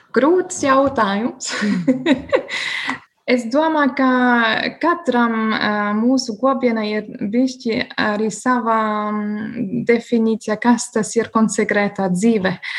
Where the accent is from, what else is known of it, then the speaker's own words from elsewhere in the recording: Bavaria, Germany; Latvian is a second language; now in Liepāja, Latvia; es esmu no Bavārijas, un Bavārija ir ļoti tradicionāla reģiona